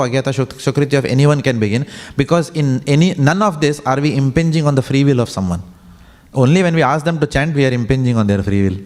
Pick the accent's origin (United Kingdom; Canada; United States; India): India; as Indian parents